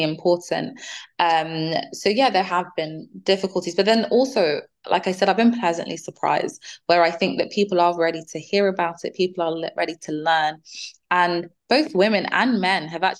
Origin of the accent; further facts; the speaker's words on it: Nigeria; now in United Kingdom; I'm from Nigeria